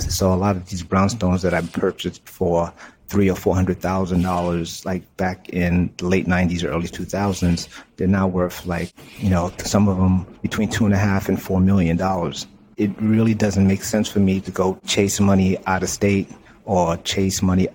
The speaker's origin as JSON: {"language": "English", "town": "New York City", "region": "New York", "country": "United States", "said": "I'm from Brooklyn, you know, the ungentrified part of Brooklyn"}